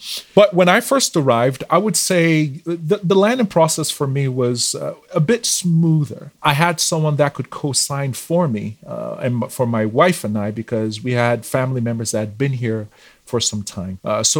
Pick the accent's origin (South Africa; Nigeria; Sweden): Nigeria; moved away as an adult; now in Canada; So I moved here in 2016 from Nigeria.